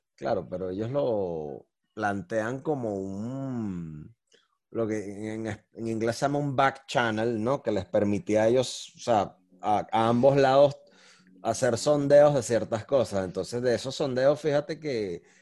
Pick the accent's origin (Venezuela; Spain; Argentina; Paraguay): Venezuela; yo como venezolano